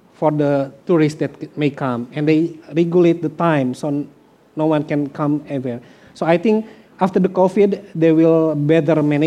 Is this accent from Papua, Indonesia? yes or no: no; West Java, Indonesia; moved away; also born or lived in Flores; I'm Sudanese